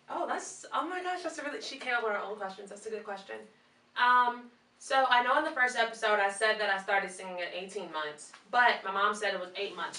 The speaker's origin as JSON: {"language": "English", "town": "Chicago", "region": "Illinois", "country": "United States"}